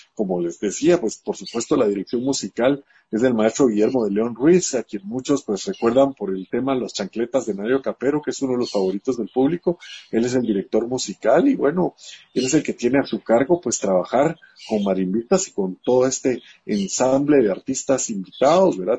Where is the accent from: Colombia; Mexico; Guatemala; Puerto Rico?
Guatemala